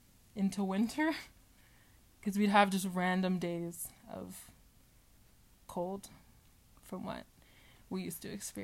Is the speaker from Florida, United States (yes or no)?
yes; Deltona, Florida, United States; also born or lived in Sanford, Florida; I'm from Deltona, Florida.